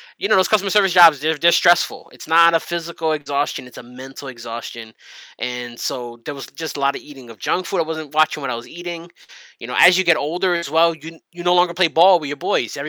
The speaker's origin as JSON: {"language": "English", "region": "New York", "country": "United States", "tie": "born or raised there", "said": "I'm from New York and I was born here."}